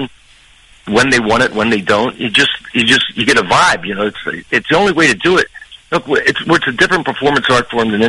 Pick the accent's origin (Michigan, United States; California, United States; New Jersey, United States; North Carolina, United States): New Jersey, United States; I'm from New Jersey